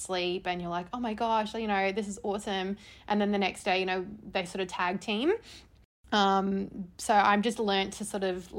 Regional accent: Brisbane, Queensland, Australia; moved away as an adult; also born or lived in Netherlands / Adelaide; now in Sydney, Australia; I grew up in Brisbane

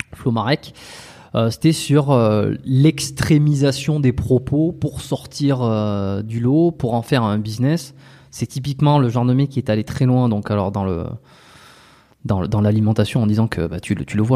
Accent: France; moved away as an adult; also born or lived in Montreal, Canada; on est des expatriés, tu vois, on est français, on est euh, ici. Moi, j'ai vécu 5 ans à Montréal, au Canada.

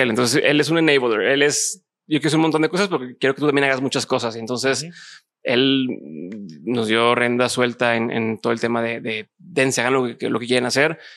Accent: Monterrey, Nuevo León, Mexico

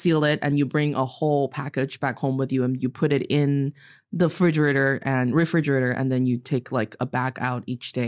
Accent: Northeast China, China; now in Beijing, China; I am from the northeast part of China originally. I am living in Beijing, China right now

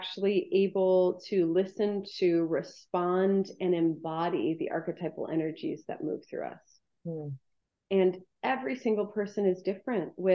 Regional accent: Midwest, United States; I was born in 78 in the Midwest

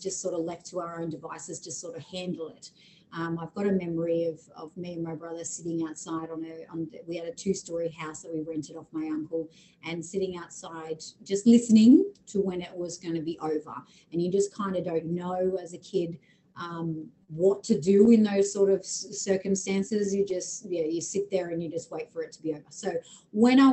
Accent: Camden, New South Wales, Australia; now in Brisbane, Australia; I grew up in a town called Camden in Sydney, so Western New South Wales

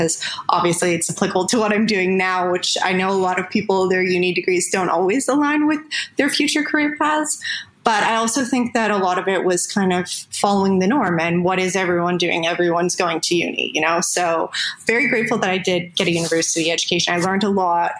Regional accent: just outside of Toronto, Ontario, Canada; moved away as an adult; now in Thailand; I grew up in Canada, just outside of Toronto

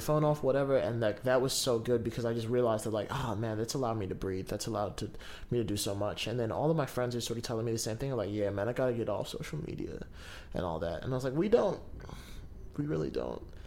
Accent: Kaitaia, Northland, New Zealand; moved away; I'm from Kaitaia and I went home last week

